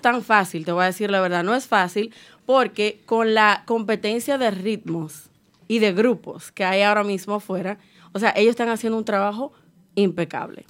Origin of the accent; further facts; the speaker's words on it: Cibao, Dominican Republic; Yo soy cibaeña 100%